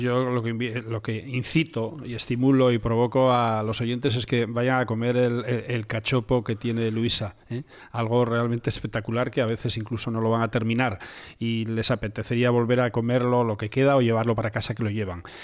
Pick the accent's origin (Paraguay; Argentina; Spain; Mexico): Spain; eastern Asturias; also born or lived in Gijón; yo nací en el, en el Oriente